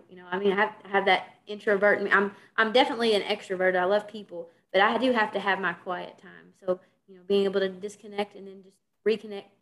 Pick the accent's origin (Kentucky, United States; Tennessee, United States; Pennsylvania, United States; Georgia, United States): Kentucky, United States; accent: Kentucky; I'm from Kentucky, you know, you hear my accent